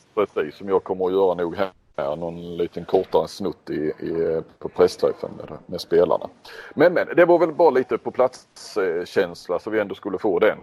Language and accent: Swedish; Sweden; jag är från Sverige